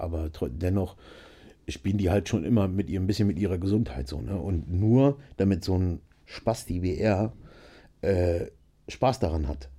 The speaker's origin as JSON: {"language": "German", "town": "Nienburg", "region": "Lower Saxony", "country": "Germany", "tie": "born or raised there", "said": "ich bin aufgewachsen in Nienburg an der Weser, ist zwischen äh, Bremen und Hannover"}